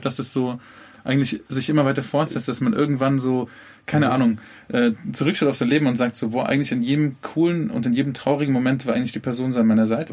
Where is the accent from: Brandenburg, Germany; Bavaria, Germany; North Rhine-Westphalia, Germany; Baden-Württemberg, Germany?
Bavaria, Germany; Munich; als Münchner